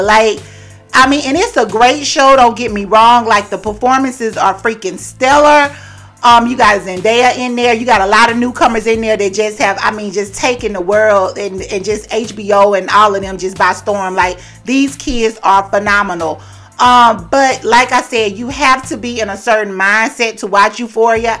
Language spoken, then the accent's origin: English; the South, United States; I grew up in the South